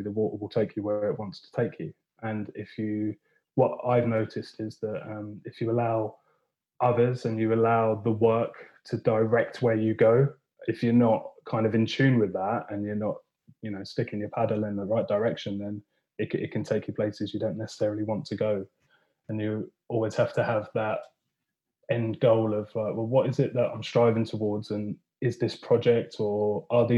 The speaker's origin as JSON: {"language": "English", "town": "Watford", "region": "East of England", "country": "United Kingdom", "tie": "born or raised there", "also_born_or_lived": "Chester / Loughborough", "moved": "as an adult", "lives_now": "Anglesey, United Kingdom", "said": "I grew up in Watford and spent pretty well, yeah, my whole life there up until the point where we'd got to 18"}